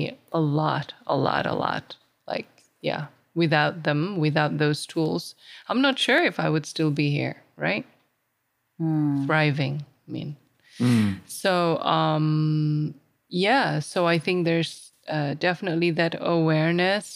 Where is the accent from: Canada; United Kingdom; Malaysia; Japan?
Malaysia; Sabah; I'm from Borneo, I'm from Sabah, I was born here.